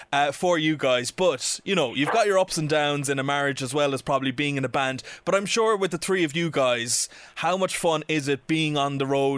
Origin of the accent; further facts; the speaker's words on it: Ireland; being an Irish man myself